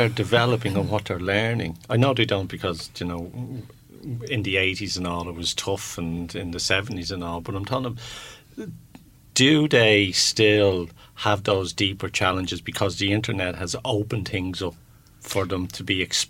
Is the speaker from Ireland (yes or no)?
yes; Ireland; I'm an Irish boy